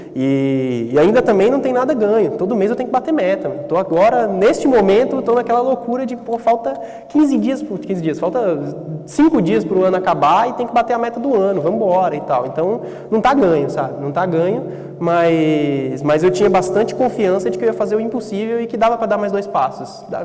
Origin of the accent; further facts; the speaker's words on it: Gama, Federal District, Brazil; sou de uma cidade na periferia do, do Distrito Federal, é, periferia de Brasília, 44 quilômetros de Brasília, chama Gama, e tinha uma feira lá tem essa feira até hoje, todo sábado, muito perto de onde eu cresci